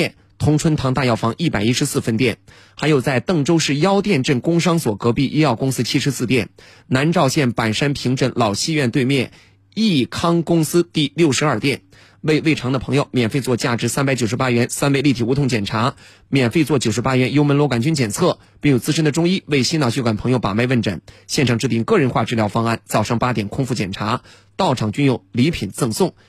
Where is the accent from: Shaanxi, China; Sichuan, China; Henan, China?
Henan, China; 我们河南人真的听不懂你们说的这些几周几周，我们就说几岁几岁